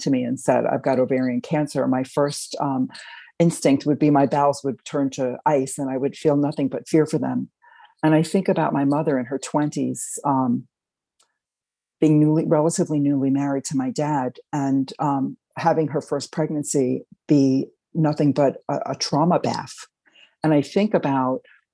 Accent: Westchester County, New York, United States; also born or lived in Queens, New York; now in Hudson Valley, United States; I grew up in Westchester County, started out in Queens

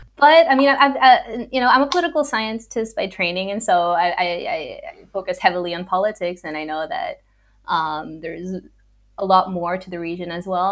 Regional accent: Los Angeles, California, United States; moved away; I was born in Los Angeles

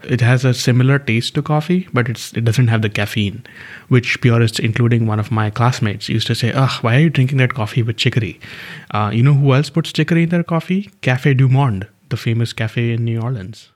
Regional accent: Karnataka, India; growing up in Karnataka

